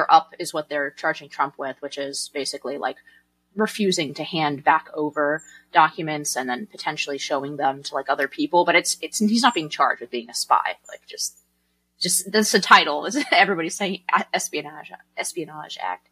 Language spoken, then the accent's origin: English; California, United States; As a Californian